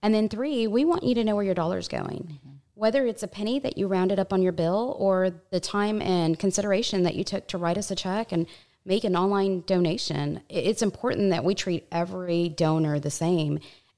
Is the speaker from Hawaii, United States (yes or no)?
no; New Braunfels, Texas, United States; I'm from New Braunfels, and it just continues to grow.